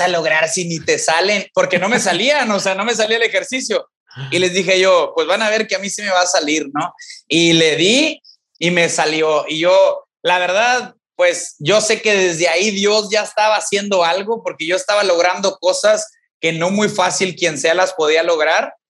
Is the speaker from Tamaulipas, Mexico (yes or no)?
yes; Ejido Tierra Nueva, near Ciudad Victoria, Tamaulipas, Mexico; Yo soy de aquí de Ciudad Victoria, Tamaulipas, pero vivo, bueno, crecí fuera de Ciudad Victoria, Tamaulipas, en un ejido que se llama Ejido Tierra Nueva.